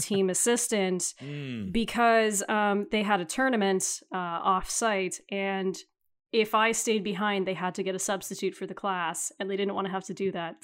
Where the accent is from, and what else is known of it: Canada